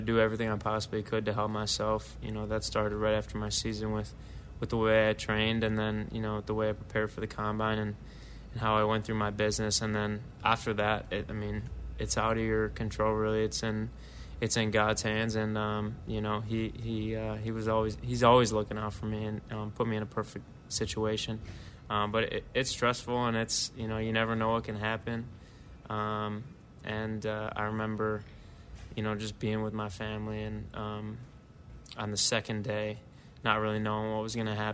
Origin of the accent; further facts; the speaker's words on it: Deerfield, Illinois, United States; growing up in Chicago